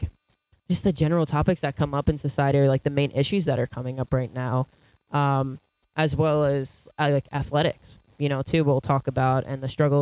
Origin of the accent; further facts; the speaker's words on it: Syosset, New York, United States; am from Syosset. We live like 10 minutes away from each other, Val and I. But we went to different elementary schools